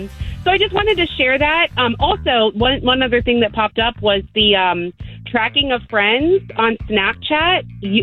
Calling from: Longwood, United States; This is … calling from Longwood.

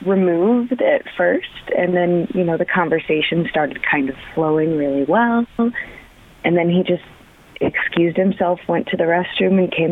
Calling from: Oakwood, United States; I'm calling from Oakwood.

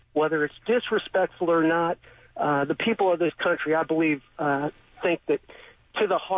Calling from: Jacksonville Beach, Florida, United States; I'm calling from Jacksonville Beach.

